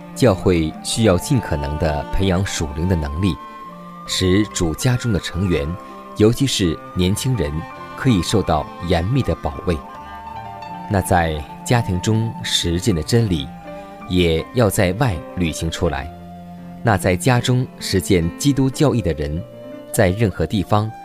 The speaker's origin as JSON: {"language": "Chinese", "country": "China", "said": "我们中国人常说一句古语，"}